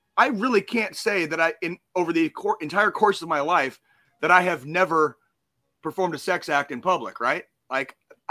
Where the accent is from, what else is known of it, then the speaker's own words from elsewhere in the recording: Arizona, United States; I grew up in Arizona